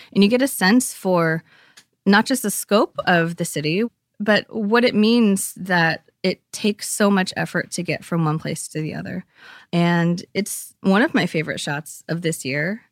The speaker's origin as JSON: {"language": "English", "area": "East Bay", "region": "California", "country": "United States", "tie": "born or raised there", "said": "growing up there, I grew up in the East Bay"}